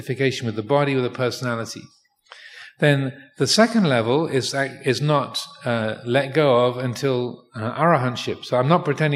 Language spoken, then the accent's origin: English; England, United Kingdom; now in Thailand; born in England